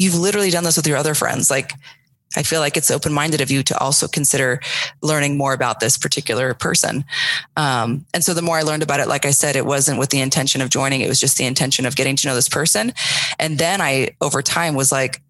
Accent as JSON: {"language": "English", "town": "Sedona", "region": "Arizona", "country": "United States", "tie": "born or raised there", "also_born_or_lived": "Tucson, Arizona", "said": "I grew up in a small town called Sedona in Arizona"}